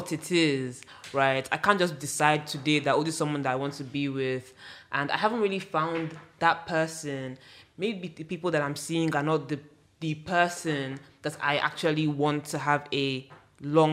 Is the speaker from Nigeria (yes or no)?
yes; Nigeria; our history as Nigerians, I mean, me, I'm speaking from Yoruba culture